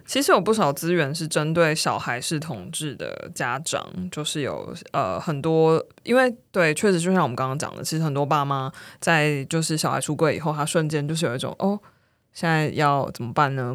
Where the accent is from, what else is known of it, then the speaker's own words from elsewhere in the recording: Kaohsiung, Taiwan; moved away as an adult; also born or lived in United Kingdom; 因为我是高雄人